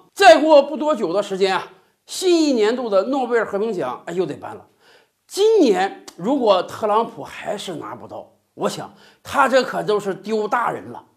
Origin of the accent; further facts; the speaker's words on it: Northeast China, China; accent: Northeastern (Dongbei) dialect; 用咱们东北话讲